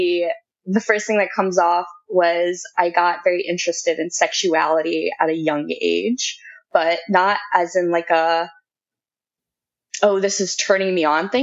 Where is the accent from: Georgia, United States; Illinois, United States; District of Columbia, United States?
District of Columbia, United States; Washington; I grew up on the East Coast, like in the DC area.